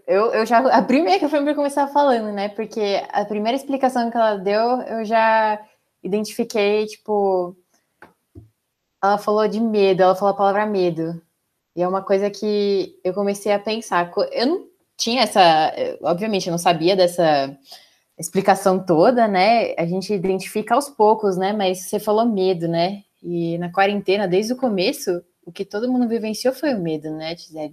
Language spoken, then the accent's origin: Portuguese; São Paulo, Brazil; Eu sou de São Paulo.